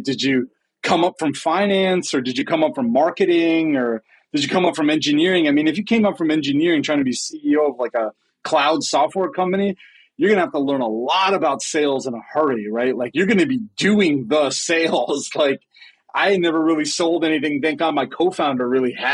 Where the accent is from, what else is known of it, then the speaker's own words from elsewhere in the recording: Boston, Massachusetts, United States; my hometown in Boston